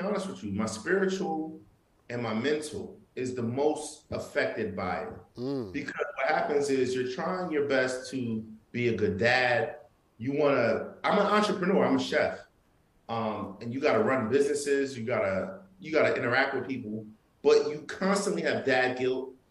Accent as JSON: {"language": "English", "region": "New York", "country": "United States", "said": "I'm Haitian. I'm from Brooklyn too, you know, and I'm Haitian, and my family's from Haiti."}